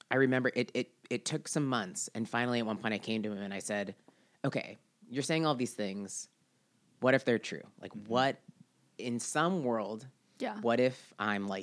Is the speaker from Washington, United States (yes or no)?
yes; Seattle, Washington, United States; Growing up in Seattle